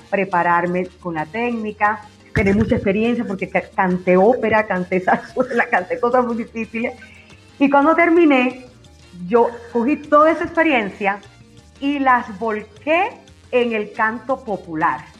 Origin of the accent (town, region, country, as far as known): Sagua de Tánamo, Holguín, Cuba; moved away as an adult; now in Medellín, Colombia